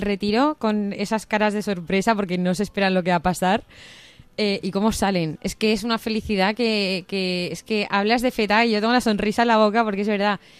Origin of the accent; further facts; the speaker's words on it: Cáceres, Extremadura, Spain; moved away as an adult; also born or lived in Pamplona; eh, tengo 25, bueno, voy a hacer 25 años dentro de poco, em, yo soy de Cáceres, pero estudié en Pamplona periodismo